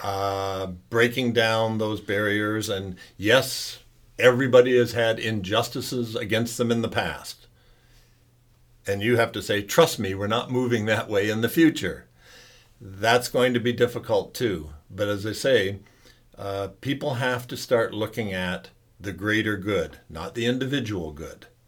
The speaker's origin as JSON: {"language": "English", "town": "Sarnia", "region": "Ontario", "country": "Canada", "tie": "born or raised there", "said": "I was born and raised in Sarnia, Ontario."}